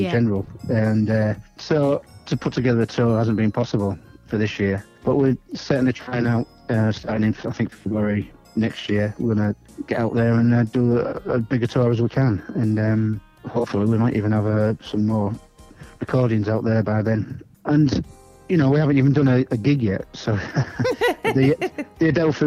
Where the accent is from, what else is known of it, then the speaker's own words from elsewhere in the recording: Hull, Yorkshire and the Humber, United Kingdom; growing up in Hull in the 60s, and it's basically where I was born, where I was brought up